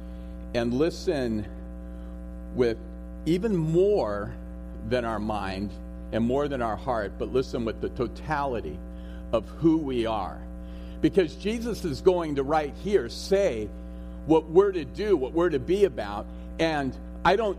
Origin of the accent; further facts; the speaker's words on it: Los Altos, California, United States; moved away; I was born and raised in Los Altos. I'm a graduate of Homestead High School.